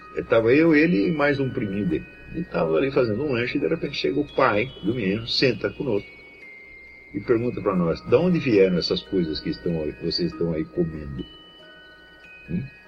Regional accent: Brazil; Todos nós que fomos criados no Brasil

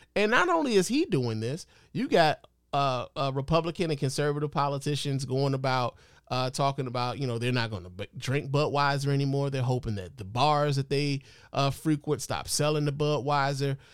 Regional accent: Chicago, Illinois, United States; I'm from Chicago

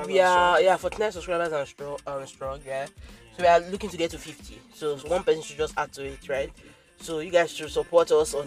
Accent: Nigeria; Because I'm a Nigerian.

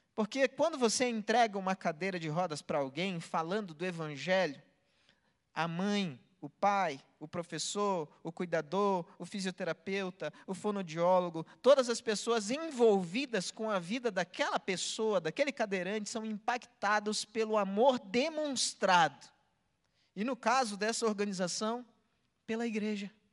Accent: Belém, Pará, Brazil; eu nasci no mesmo lugar que Jesus nasceu, em Belém, do Pará

